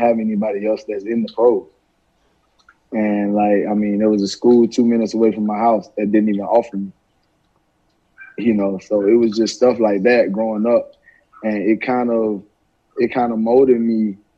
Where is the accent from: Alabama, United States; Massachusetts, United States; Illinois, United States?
Alabama, United States; growing up in Alabama, you know, I went through a lot.